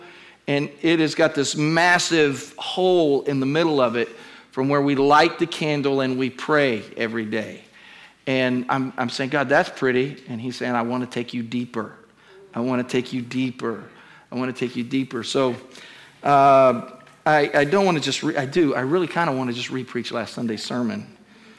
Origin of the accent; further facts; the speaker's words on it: Kentucky, United States; moved away; also born or lived in Virginia; I was born in Kentucky